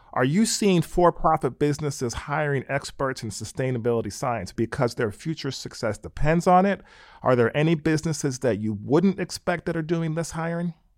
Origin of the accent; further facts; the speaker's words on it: Pennsylvania, United States; moved away as an adult; also born or lived in California; I grew up in Pennsylvania and I went out to Stanford University for college in California.